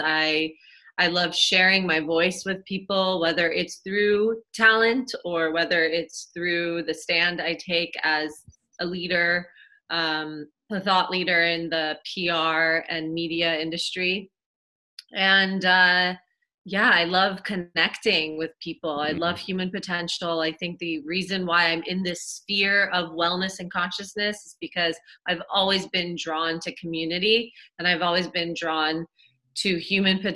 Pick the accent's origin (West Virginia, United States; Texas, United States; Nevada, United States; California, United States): California, United States; Los Angeles; I'm Persian American, and I was born